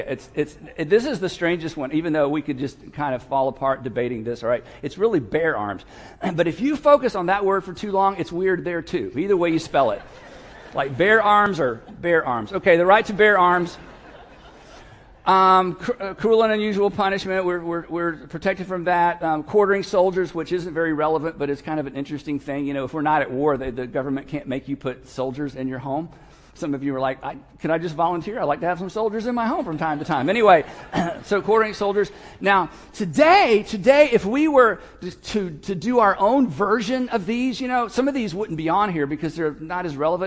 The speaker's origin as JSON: {"language": "English", "country": "United States", "said": "as an American"}